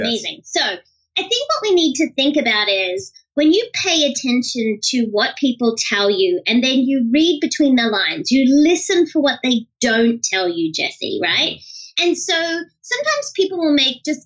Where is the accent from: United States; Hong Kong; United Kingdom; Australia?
Australia; now I'm Australian